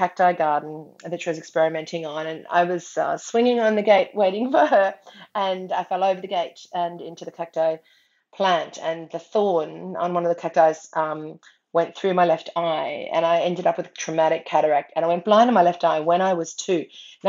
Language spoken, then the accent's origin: English; Australia; also born or lived in Brisbane, Queensland; I'm from Australia and I live in Brisbane on Meanjin country